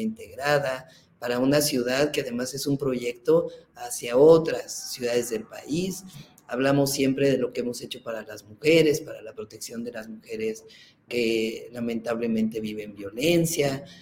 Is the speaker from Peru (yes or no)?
no; Mexico City, Mexico; Yo soy científica, nací en la Ciudad de México